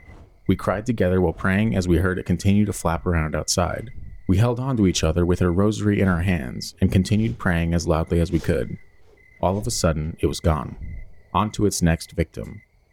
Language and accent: English; Texas, United States; born or raised there